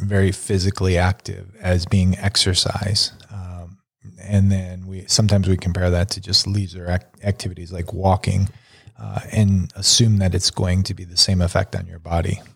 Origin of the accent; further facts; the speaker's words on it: Buffalo, New York, United States; growing up in Buffalo